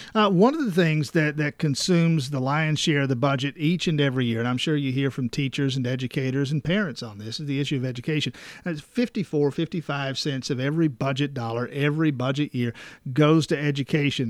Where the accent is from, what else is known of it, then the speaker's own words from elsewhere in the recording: South Georgia, United States; I'm from South Georgia, which is a part of the state that that doesn't have the challenge of growth